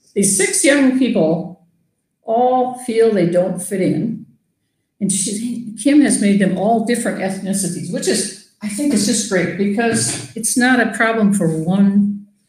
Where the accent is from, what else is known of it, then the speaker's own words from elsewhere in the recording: near Gibbon, Minnesota, United States; I grew up in a little town on a farm little close to Gibbon, Minnesota.